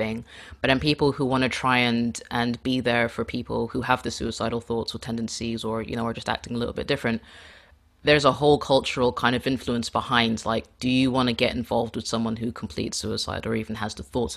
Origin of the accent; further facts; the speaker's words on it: Kenya; I'm Kenyan